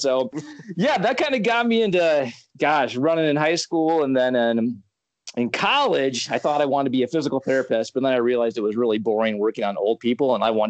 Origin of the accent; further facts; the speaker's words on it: Iowa, United States; Oh, I am from Iowa. I used to do that with livestock.